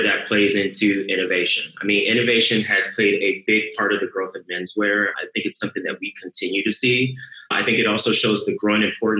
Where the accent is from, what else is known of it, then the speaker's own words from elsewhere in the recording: Ohio, United States; accent: Southern; you grew up in a Southern household. Even though I grew up in Ohio, we had all the Southern iconic things that you do.